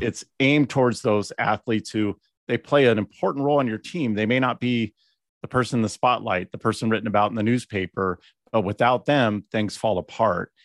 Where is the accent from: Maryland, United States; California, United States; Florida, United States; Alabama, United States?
California, United States; Bella Vista; I'm from Bella Vista